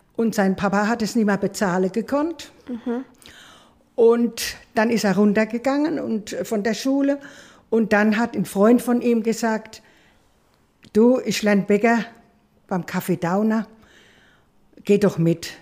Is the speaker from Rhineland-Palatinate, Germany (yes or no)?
yes; Maxdorf, Rhineland-Palatinate, Germany; ich bin ganz klein zu meiner Oma gekommen, nach Maxdorf, väterlicher Seite, und bin dort großgezogen worden